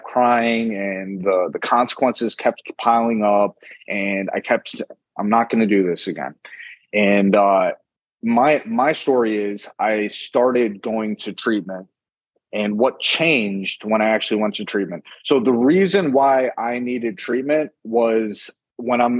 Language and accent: English; New York City, New York, United States; moved away; also born or lived in Florida; I'm originally from New York City.